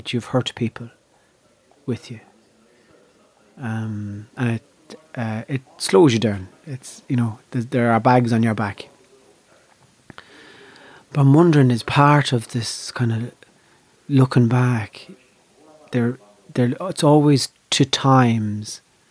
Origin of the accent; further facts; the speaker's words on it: Ireland; I have a very strong sense of myself as an Irish performer